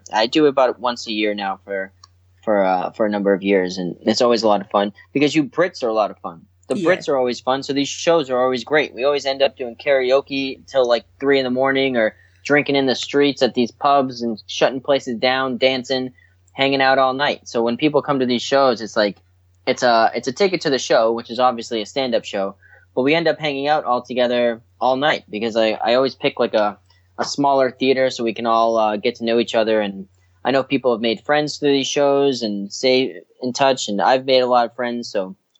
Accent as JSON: {"language": "English", "town": "Boston", "region": "Massachusetts", "country": "United States", "tie": "born or raised there", "said": "I grew up in Boston, Massachusetts, and that's where I started doing entertainment type things."}